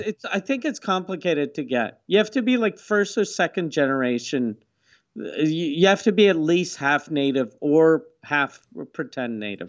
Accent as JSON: {"language": "English", "town": "Quebec City", "region": "Quebec", "country": "Canada", "tie": "born or raised there", "said": "I grew up in Quebec City next to, uh, it used to be called the Huron Village"}